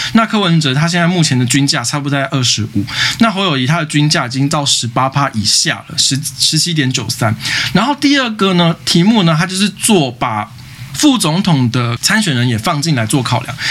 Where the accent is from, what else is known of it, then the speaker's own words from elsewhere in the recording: Taipei, Taiwan; 我台北市人